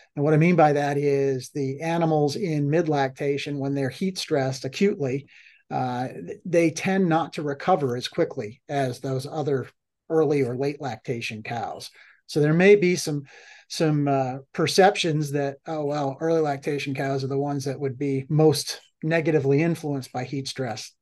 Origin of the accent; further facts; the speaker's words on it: Massachusetts, United States; now in Florida, United States; I grew up in in Massachusetts